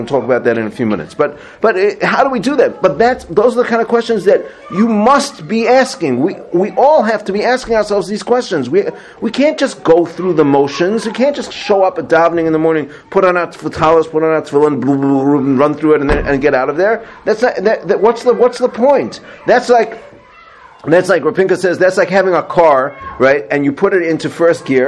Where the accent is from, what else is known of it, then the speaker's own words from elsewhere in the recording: South Africa; moved away; I grew up in South Africa